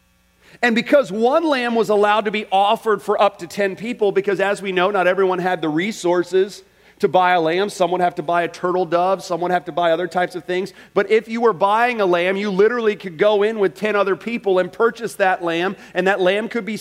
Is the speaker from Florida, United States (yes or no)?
yes; Orlando, Florida, United States; I grew up in Orlando.